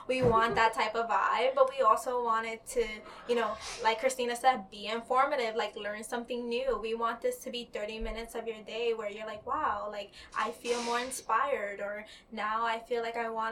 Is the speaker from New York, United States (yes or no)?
yes; New York City, New York, United States; I grew up in the Bronx, born and raised, and now I live in Queens